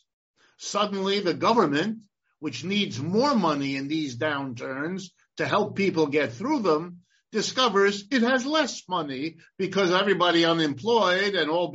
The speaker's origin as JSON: {"language": "English", "region": "Ohio", "country": "United States", "tie": "born or raised there", "said": "I was born in Ohio, and I have lived and worked in this country all my life"}